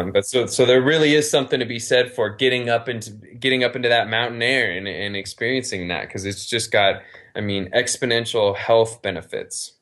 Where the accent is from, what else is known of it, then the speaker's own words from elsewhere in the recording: Reno, Nevada, United States; also born or lived in Las Vegas; I'm from Reno, I live in Reno